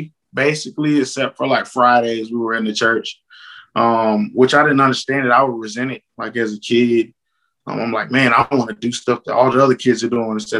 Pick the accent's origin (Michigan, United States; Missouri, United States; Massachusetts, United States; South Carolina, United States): South Carolina, United States; also born or lived in Jacksonville, North Carolina / Cuba / Virginia; I was born in Jacksonville, North Carolina. But I was raised, I would say, mainly in South Carolina.